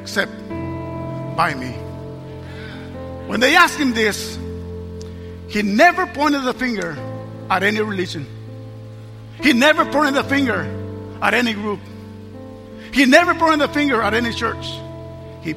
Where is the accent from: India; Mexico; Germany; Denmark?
Mexico; I was raised in Mexico, San Luis, Mexico